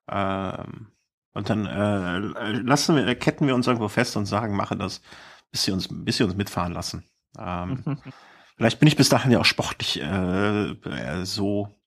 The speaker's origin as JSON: {"language": "German", "town": "Cologne", "region": "North Rhine-Westphalia", "country": "Germany", "said": "Ich bin eine Kölsche Jung."}